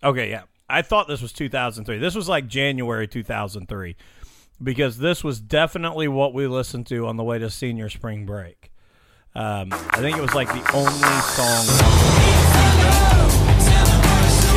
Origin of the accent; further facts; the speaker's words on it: Illinois, United States; moved away; I'm from Illinois